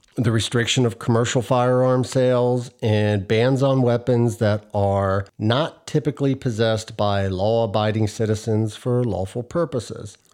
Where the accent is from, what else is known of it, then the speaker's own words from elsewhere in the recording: United States; As an American and a father